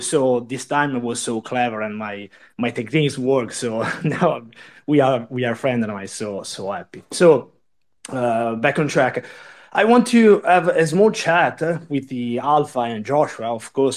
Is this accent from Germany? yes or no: no; Italy; I'm from Italy